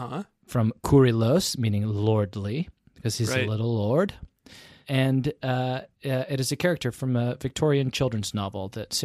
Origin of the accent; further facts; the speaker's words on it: United Kingdom; if you've ever needed evidence that I'm British, it's that I named my child a name that was very popular at the turn of the century in England.